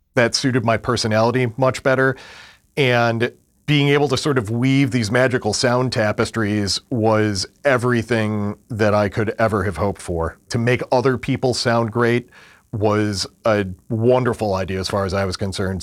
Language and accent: English; Western New York State, United States; moved away; I grew up in a tiny little farming town in Western New York State about thirty miles east of Niagara Falls, forty-five miles north of Buffalo